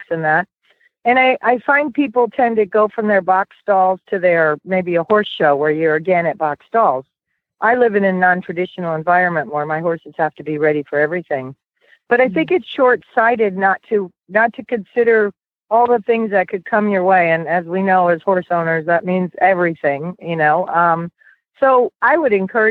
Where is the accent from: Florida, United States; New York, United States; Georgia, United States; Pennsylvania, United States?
Florida, United States; Sarasota; I'm from the Sarasota, Florida area